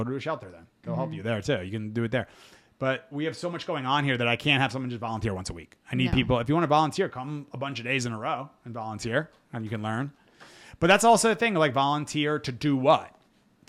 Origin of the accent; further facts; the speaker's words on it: United States; as an American